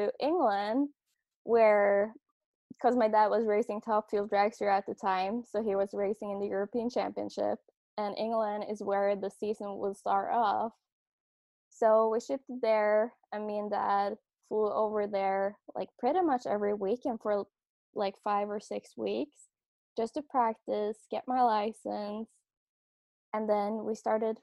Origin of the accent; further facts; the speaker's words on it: Norway; moved away as an adult; now in California, United States; I grew up in Norway, and that's where I started racing